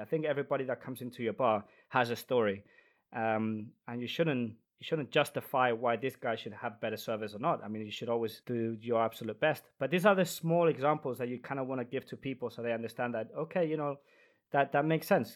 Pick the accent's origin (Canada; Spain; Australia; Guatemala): Spain; moved away as an adult; also born or lived in London; now in Denmark; I am a bartender from Spain, but I currently live in Denmark.